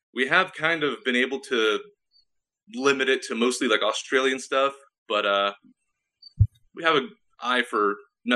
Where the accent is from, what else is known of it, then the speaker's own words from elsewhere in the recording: California, United States; I was born and raised in California, literally at the hospital